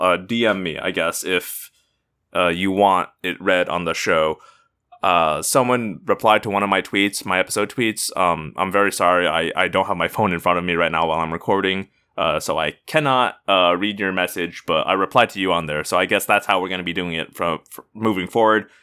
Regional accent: Indiana, United States; moved away; I'm originally from Indiana. We're called Hoosiers

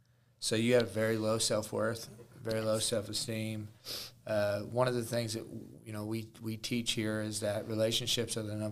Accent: Jefferson City, Missouri, United States; we grew up together in Jeff City.

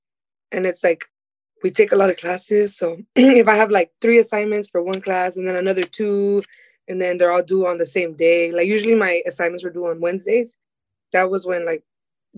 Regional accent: Long Beach, California, United States; I'm from Long Beach. So I went to Cabrillo High School

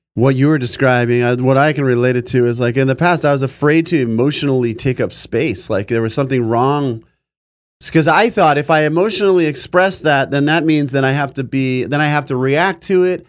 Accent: California, United States; also born or lived in New York; We moved from New York to California when I was five.

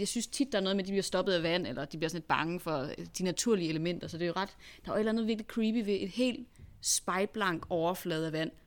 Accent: Denmark; vi er danskere

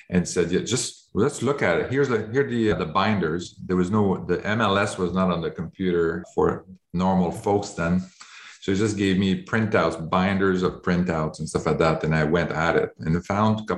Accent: Canada; I'm originally from Canada

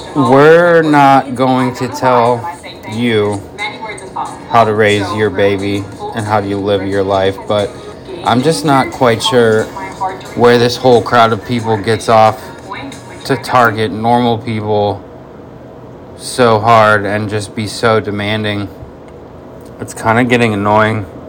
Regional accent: Florida, United States; also born or lived in Michigan; I'm pretty much a Florida boy living here since I was 10

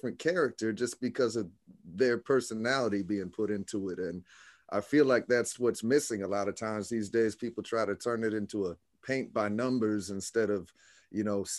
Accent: Orlando, Florida, United States; also born or lived in Tampa, Florida; I was born and raised in Orlando. I moved to Tampa, Florida

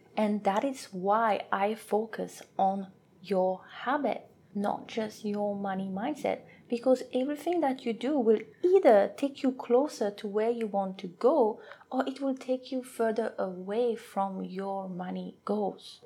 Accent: French Polynesia; first language French; English is a second language; moved away as an adult; now in New Zealand; I am from a beautiful island called Tahiti, French Polynesia, so my first language is French

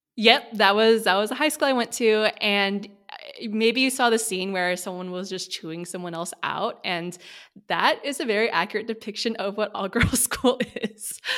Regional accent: Sacramento, California, United States; now in San Francisco, United States; I grew up in Sacramento, California, so Northern California

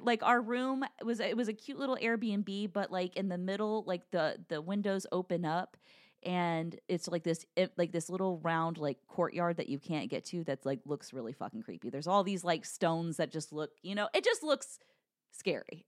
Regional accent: Midwest, United States; I'm from the Midwest

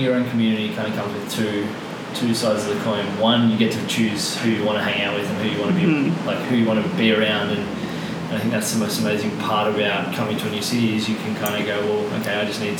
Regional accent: Melbourne, Victoria, Australia; obviously I grew up in Melbourne

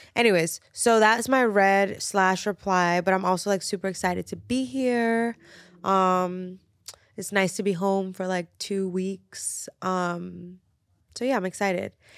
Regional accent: New York, United States; thirty years of being born and raised in New York

